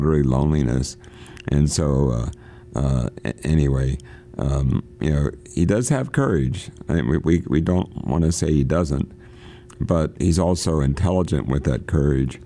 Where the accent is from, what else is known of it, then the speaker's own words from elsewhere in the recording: Pennsylvania, United States; I'm from Pennsylvania